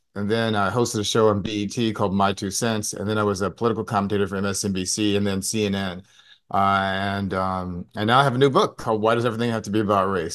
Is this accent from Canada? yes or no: no; Clearwater, Florida, United States; also born or lived in St. Louis, Missouri; I was born in Saint Louis, Missouri, went to high school in Clearwater, Florida